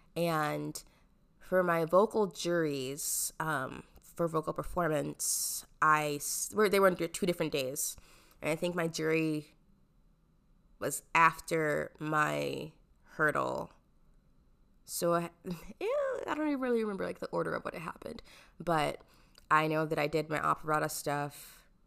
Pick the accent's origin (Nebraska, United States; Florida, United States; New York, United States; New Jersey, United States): Nebraska, United States; Omaha; I am from Omaha, Nebraska